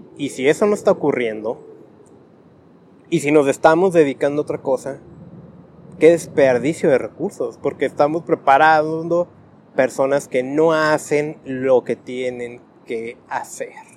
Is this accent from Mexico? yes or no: yes; Tijuana, Baja California, Mexico; soy de Tijuana